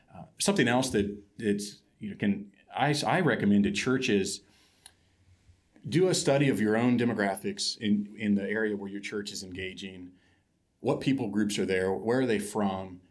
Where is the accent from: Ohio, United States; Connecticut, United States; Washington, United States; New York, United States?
Ohio, United States; moved away as an adult; also born or lived in Kuala Lumpur, Malaysia; I grew up in Ohio, in a small town